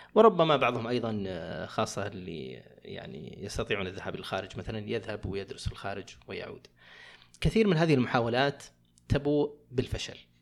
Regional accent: Saudi Arabia; عندنا في السعوديه

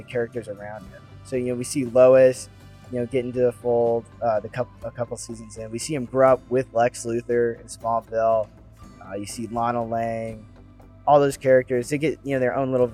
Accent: Kansas City, United States; I'm from Kansas City

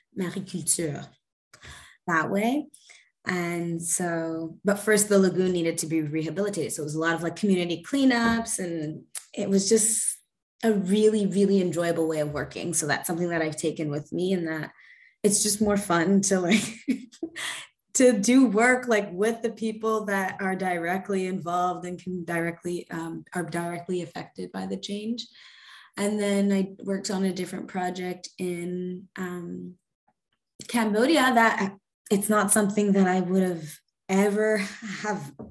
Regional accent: Montreal, Quebec, Canada; I'm from Jajage, which is Montreal. It's a river island. Yeah, and it's in the archipelago, the Hochelaga archipelago. So I kind of grew up on an island.

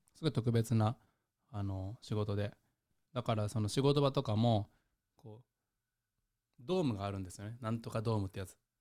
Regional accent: Japan; now in Netherlands; 10年後に帰っても僕日本人として扱われる

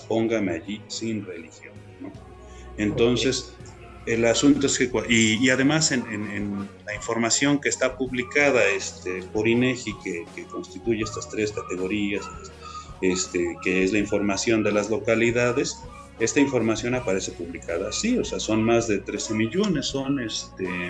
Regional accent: Mexico; somos muchos los mexicanos

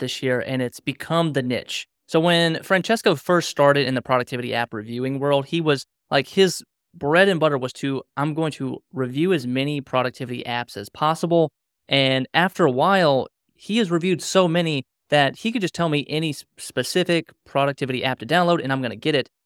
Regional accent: Reston, Virginia, United States; I'm from Reston, Virginia

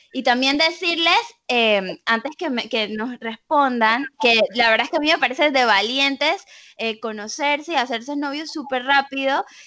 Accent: Panama; los que somos panameños

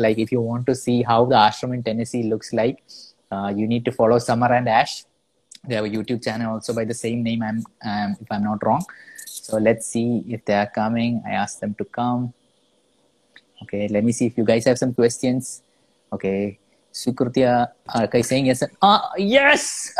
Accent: Kerala, India; I am from Kerala.

